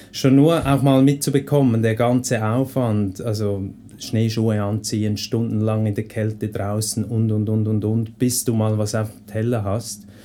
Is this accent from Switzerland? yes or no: yes; Switzerland; jedes Pferd, das halt bei uns in der Schweiz rumsteht, das ist zahm.